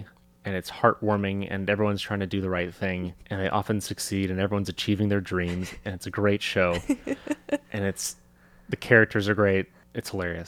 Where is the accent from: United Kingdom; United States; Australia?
United Kingdom; England; This is my accent. I'm very clearly from England.